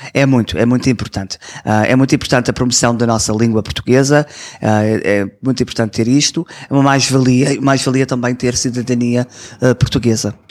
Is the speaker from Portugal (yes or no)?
no; Toronto, Ontario, Canada; Eu nasci aqui em Toronto